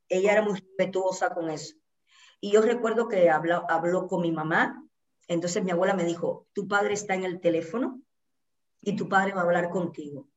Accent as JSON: {"language": "Spanish", "town": "Santa Clara", "region": "Villa Clara", "country": "Cuba", "tie": "born or raised there", "also_born_or_lived": "Havana, Cuba", "moved": "as an adult", "lives_now": "Mexico", "said": "otro municipio que quedaba cerquita de Santa Clara, que fue donde yo nací"}